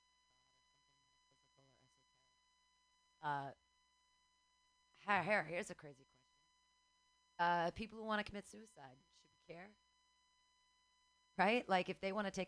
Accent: Danville, California, United States; Danville, which is here Bay Area

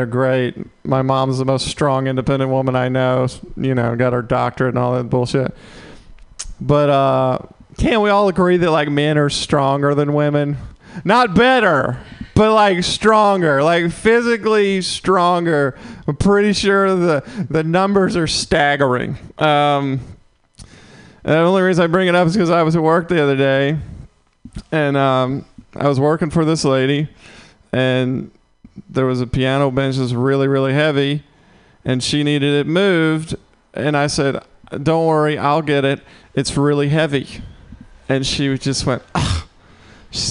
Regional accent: Mississippi, United States; now in San Francisco, United States; I'm from Mississippi originally

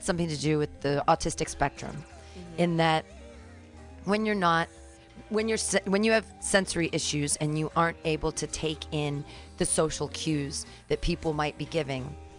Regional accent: California, United States; I'm from California

